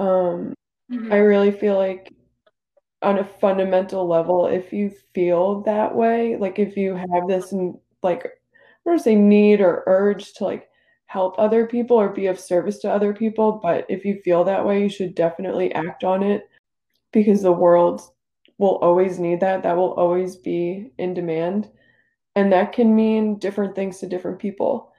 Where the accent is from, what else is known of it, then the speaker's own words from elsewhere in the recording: New Jersey, United States; I grew up in New Jersey. I've never left, really